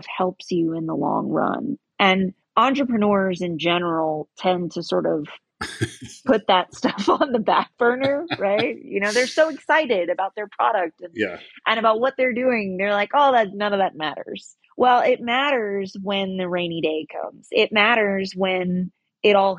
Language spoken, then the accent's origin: English; North Carolina, United States; In my home state of North Carolina, there are zero regulations